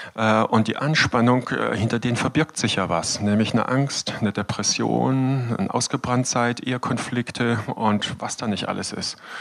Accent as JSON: {"language": "German", "town": "Todtnau", "region": "Baden-Württemberg", "country": "Germany", "tie": "born or raised there", "also_born_or_lived": "Freiburg", "said": "Ich bin Landarzt in Tottenau, meinem Geburtsort"}